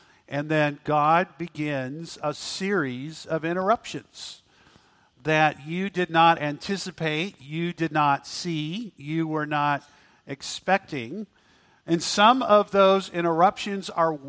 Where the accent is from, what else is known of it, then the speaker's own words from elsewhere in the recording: Auckland, New Zealand; now in United States; I was born in Auckland, New Zealand